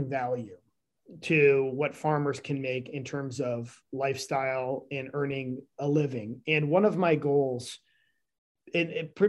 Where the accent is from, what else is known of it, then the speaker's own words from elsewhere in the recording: Northern Illinois, United States; also born or lived in Texas / New York; now in Northwest Arkansas, United States; When I grew up in Northern Illinois, I'll tell you, we were right on the Wisconsin border in the middle of nowhere